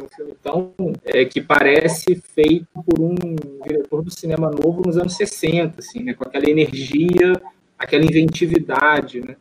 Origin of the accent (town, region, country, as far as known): interior of Minas Gerais, Brazil; born or raised there; now in Rio de Janeiro, Brazil